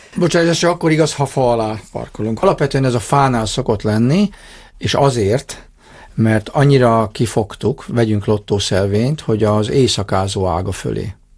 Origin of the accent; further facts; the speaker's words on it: Dombóvár, Tolna, Hungary; Én Tolna megyei Dombovári vagyok